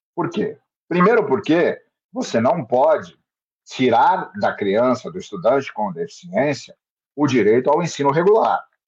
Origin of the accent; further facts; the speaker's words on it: Santos, São Paulo, Brazil; eu sou de Santos. Estou em Santos, moro em Santos